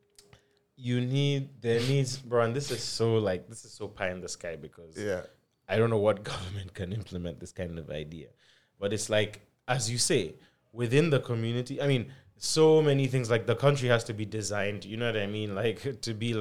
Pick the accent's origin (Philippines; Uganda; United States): Uganda; we grew up in Uganda